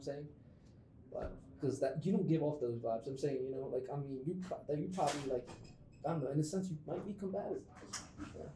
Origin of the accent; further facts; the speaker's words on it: New York City, New York, United States; moved away; also born or lived in Dundalk, Maryland; I grew up in the Bronx, and I also like lived in Dundalk for a while